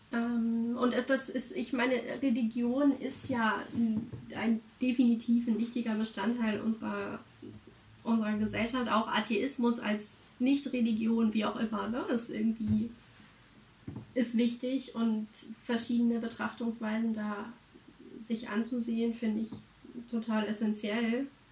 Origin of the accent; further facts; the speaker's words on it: Germany; wir als Deutsche